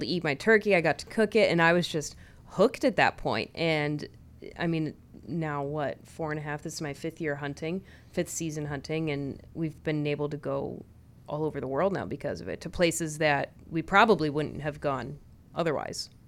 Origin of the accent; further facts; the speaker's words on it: California, United States; we grew up in California